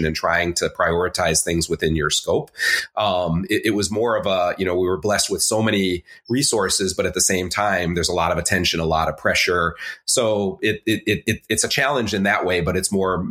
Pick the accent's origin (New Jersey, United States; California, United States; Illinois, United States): Illinois, United States; Chicago; moved away as an adult; also born or lived in China; now in Melbourne, Australia; I grew up in Chicago.